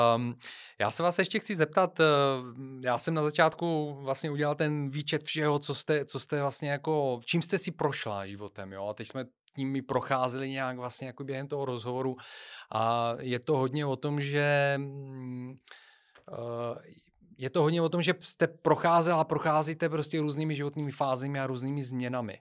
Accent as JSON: {"language": "Czech", "country": "Bulgaria", "moved": "yes", "lives_now": "Czech Republic", "said": "já pocházím z Bulharska"}